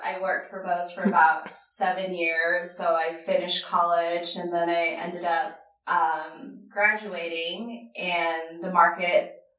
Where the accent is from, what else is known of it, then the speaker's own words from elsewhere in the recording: Portland, Oregon, United States; also born or lived in Japan; So my sister and I were both born in Japan. We traveled a lot. And then we finally made base in Portland, Oregon.